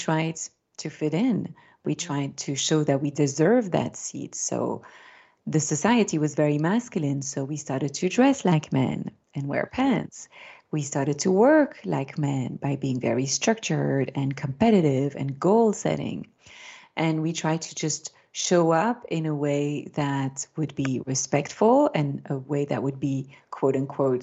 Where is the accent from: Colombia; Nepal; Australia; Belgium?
Belgium; first language French; English is a second language; I grew up in Belgium, my mother tongue is French